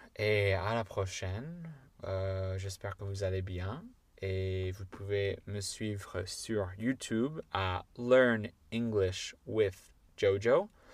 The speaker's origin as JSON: {"language": "French", "town": "Chicago", "region": "Illinois", "country": "United States", "accent": "American", "second_language": "French", "moved": "yes", "said": "je suis de Chicago, des banlieues de Chicago"}